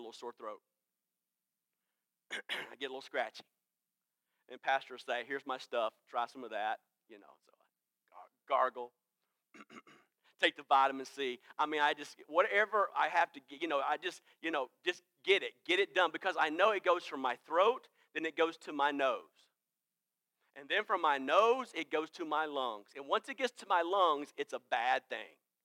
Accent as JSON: {"language": "English", "town": "Greenville", "region": "South Carolina", "country": "United States", "said": "I am from Greenville"}